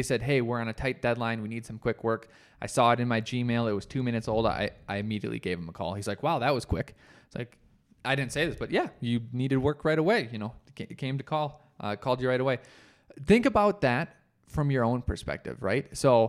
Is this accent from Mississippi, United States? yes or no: no; Colorado, United States; I thought, I'm from Colorado. It's higher. I'll be just fine.